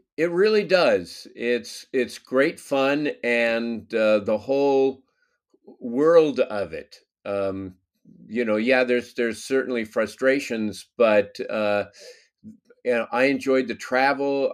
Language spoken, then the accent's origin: English; Los Angeles, California, United States; born or raised there